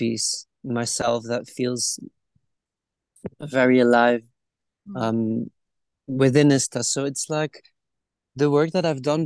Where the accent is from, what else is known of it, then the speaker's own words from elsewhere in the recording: Belgium; moved away as an adult; also born or lived in Guatemala; I grew up in Belgium